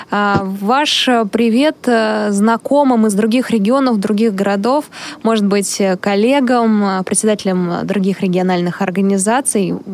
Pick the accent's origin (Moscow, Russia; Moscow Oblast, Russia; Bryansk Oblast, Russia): Bryansk Oblast, Russia; А, я из Брянской области